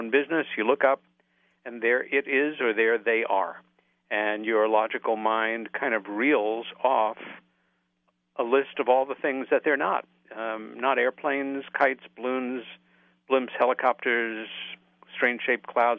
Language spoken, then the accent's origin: English; Long Island, New York, United States; the house that we grew up in on Long Island, about 30 miles east of New York City.